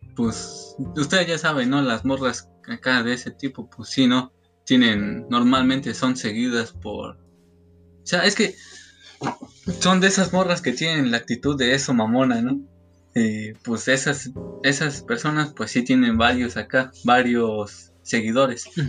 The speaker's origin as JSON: {"language": "Spanish", "town": "Cadereyta", "region": "Querétaro", "country": "Mexico", "also_born_or_lived": "Xilitla", "said": "yo, yo soy de aquí, de Cadereyta"}